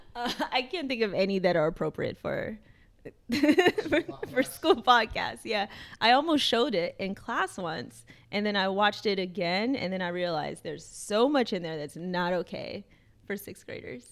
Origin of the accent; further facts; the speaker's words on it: Chicago, Illinois, United States; moved away as an adult; now in Providence, United States; that's my hometown. I'm from Chicago